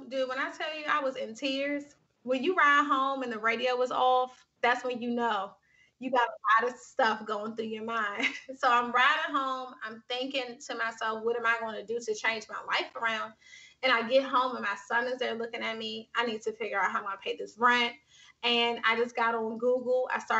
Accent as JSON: {"language": "English", "town": "Washington", "region": "District of Columbia", "country": "United States", "tie": "born or raised there", "said": "Yeah, I'm from Washington, D.C. So I grew up in Washington, D.C. Shout out to everybody that's listening that grew up in D.C."}